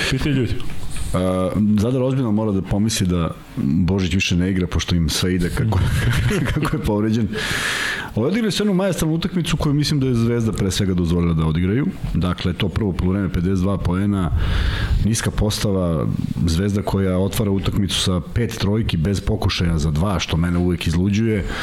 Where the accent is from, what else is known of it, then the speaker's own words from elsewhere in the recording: Serbia; Na, naravno, ali ja sam to pročitao, a mi smo Srbi koji čitamo šta piše.